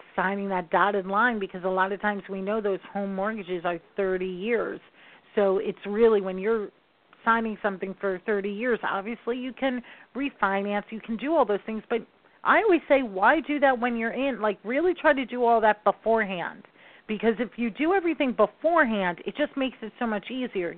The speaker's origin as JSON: {"language": "English", "region": "New York", "country": "United States", "said": "I am a New Yorker. I talk fast"}